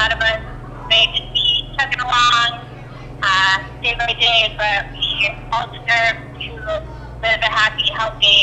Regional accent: Wisconsin, United States; now in Arizona, United States; I am originally from Wisconsin, and I'm out in Arizona right now

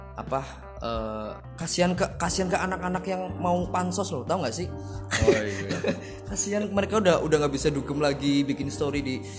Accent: Sidabowa, Central Java, Indonesia; born or raised there

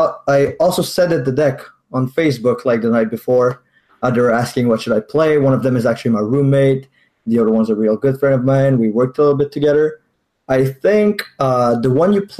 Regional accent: Quebec City, Quebec, Canada; I'm a Magic Grinder for Quebec City

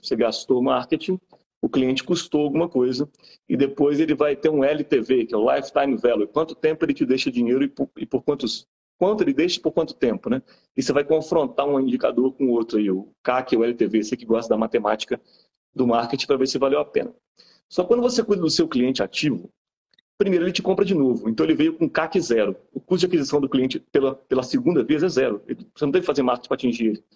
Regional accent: Bahia, Brazil; also born or lived in Belo Horizonte, Minas Gerais; now in Juiz de Fora, Brazil; mineiro de BH, sou mineiro de BH, fui criado na Bahia

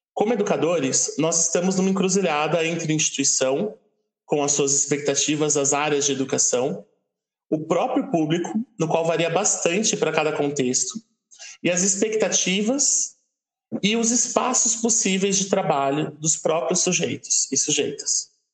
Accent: São Paulo, Brazil; eu que sou de São Paulo

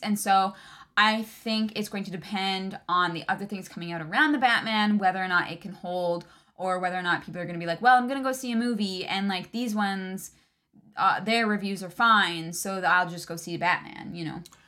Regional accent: Canada; I'm Canadian

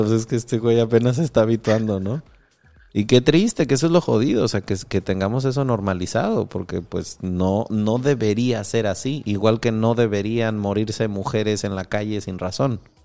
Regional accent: Michoacán, Mexico; yo crecí en Michoacán

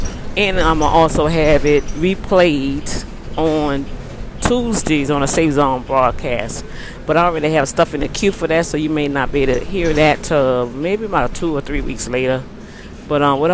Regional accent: New Orleans, Louisiana, United States; now in Houston, United States; my hometown, Who Dat Nation.

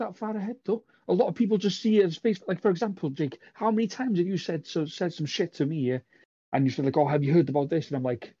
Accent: United Kingdom; I'm British

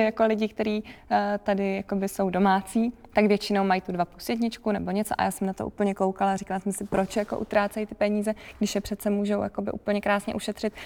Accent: Prague, Czechia; moved away as an adult; now in Ústí nad Labem, Czechia; já jsem teda původně z Prahy

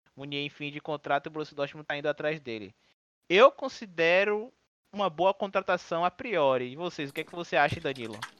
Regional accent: Bahia, Brazil; a gente é da Bahia, né? A gente mora em Salvador.

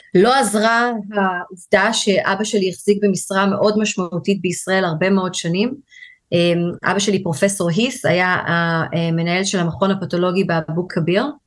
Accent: Tel Aviv, Tel Aviv District, Israel; moved away as an adult; now in England, United Kingdom; אני אה, גדלתי בישראל, בתל אביב

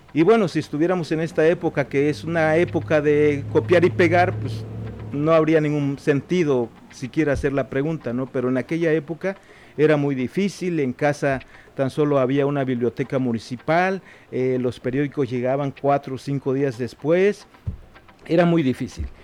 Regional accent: Juchitán, Oaxaca, Mexico; first language Zapotec; Spanish is a second language; el Istmo de Tehuantepec, que es de donde yo soy originario

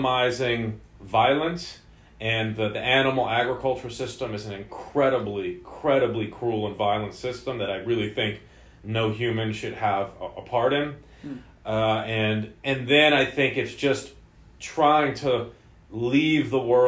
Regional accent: New York, United States; now in Santa Cruz, United States; growing up in New York, you know, I didn't have a ton of nature-based, you know, living

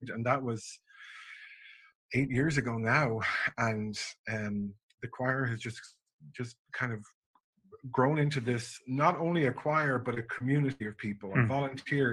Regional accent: a small town west of Dublin, Leinster, Ireland; also born or lived in St. Pete Beach, Florida; now in Atlanta, United States; I grew up in Ireland, a very small town just west of Dublin

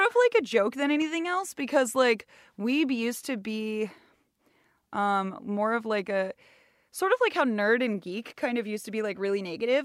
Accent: Sonoma County, north of the San Francisco Bay Area, California, United States; moved away as an adult; now in Seattle, United States; I am born and raised in the, uh, just north of the San Francisco Bay Area

